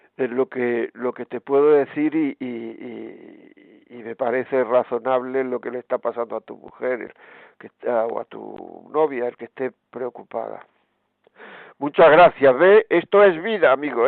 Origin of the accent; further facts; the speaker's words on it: Granada, Andalusia, Spain; yo soy de Granada